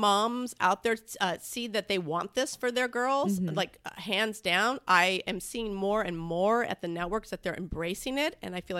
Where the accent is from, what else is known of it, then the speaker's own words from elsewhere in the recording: San Diego, California, United States; Like, it's like I grew up in Southern California, San Diego, mm-hmm.